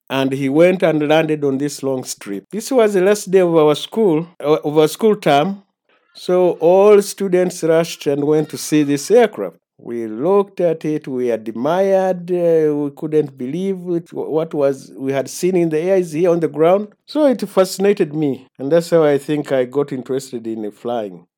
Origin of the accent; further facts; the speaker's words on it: Masindi, Western Region, Uganda; I was born in Masindi Hospital in nineteen forty-four